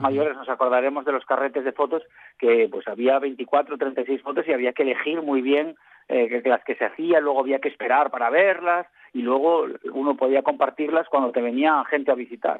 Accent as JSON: {"language": "Spanish", "region": "western Asturias", "country": "Spain", "said": "yo soy del occidente de Asturias"}